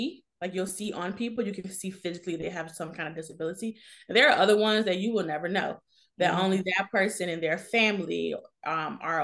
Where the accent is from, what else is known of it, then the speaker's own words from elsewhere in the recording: Richmond, Virginia, United States; moved away as an adult; now in Washington, D.C., United States; I'm originally from Richmond, Virginia